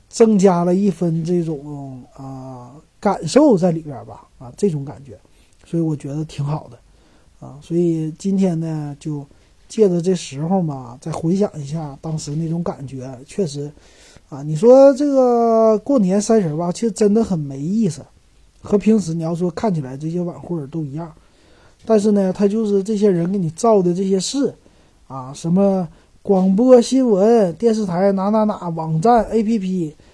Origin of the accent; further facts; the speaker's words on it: Northeast China, China; now in Shanghai, China; 作为一个东北人感觉很自豪